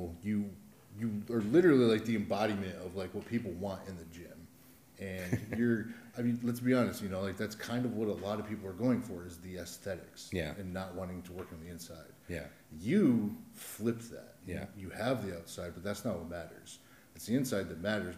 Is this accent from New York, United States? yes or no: no; Adrian, Michigan, United States; I'm from Adrian, so I feel like I have a right, or I'm allowed to say it's just a shitty town